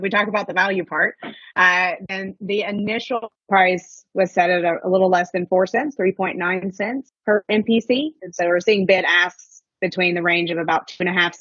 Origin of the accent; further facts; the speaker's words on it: Western Kentucky, United States; moved away; I'm from Western Kentucky. My entire family is there